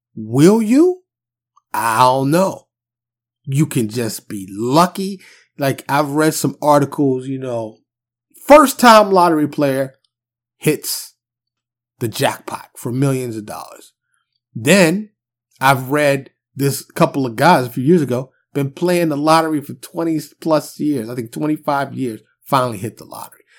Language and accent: English; New York City, New York, United States; now in Dallas, United States; I'm from New York City